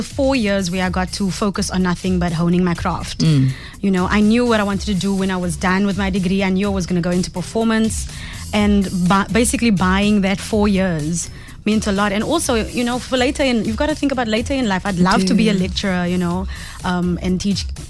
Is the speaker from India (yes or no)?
no; South Africa; also born or lived in Cape Town; as a South African artist